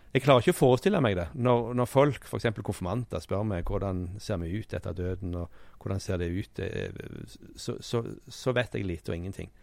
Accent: Sandnes, Rogaland, Norway; moved away; Jeg kom jo fra Sandnes

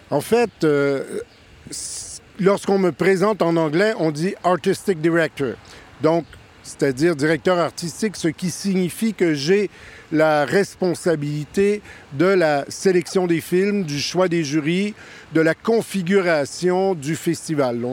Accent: Canada; je suis Canadien, ça s'entend

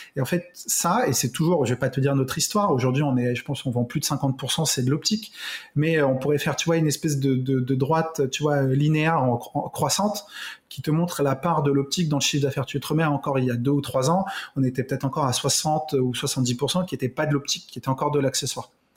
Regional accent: Carrières-sur-Seine, Île-de-France, France; moi, j'ai grandi en région parisienne

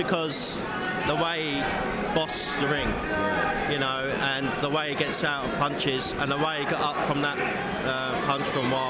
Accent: Sutton, London, United Kingdom; Yeah, Sutton. So, you know, we've got MAA fighters and we've got boxers

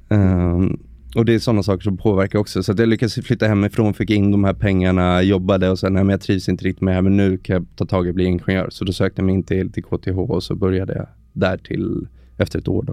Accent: Stockholm, Stockholm County, Sweden; Född och uppvuxen i Stockholm, 35 år

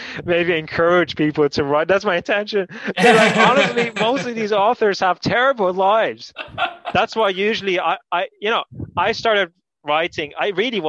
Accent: Canary Islands, Spain; moved away; So I grew up in Spain

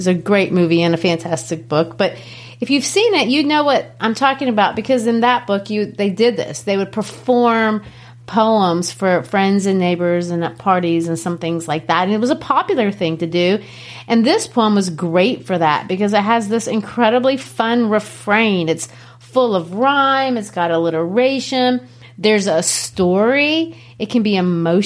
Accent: Brazil; now in United States; Growing up in Brazil, of course, we didn't have Halloween

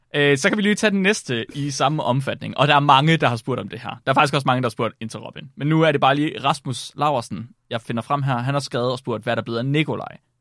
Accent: Herning area, West Jutland, Central Denmark Region, Denmark; moved away; also born or lived in Vildbjerg; jeg kommer fra, fra Herning, området

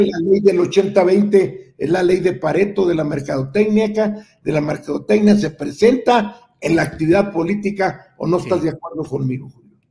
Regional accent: Nueva Rosita, Coahuila, Mexico; moved away as an adult; also born or lived in Monterrey; nos manejamos desde allá de Nueva Rosita a México

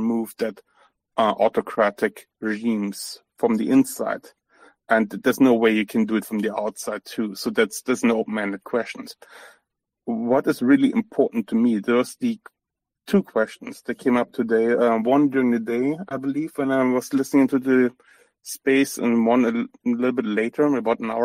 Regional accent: Germany; I'm from Germany. I'm born, raised in Germany. My ancestry is all over Eastern Europe

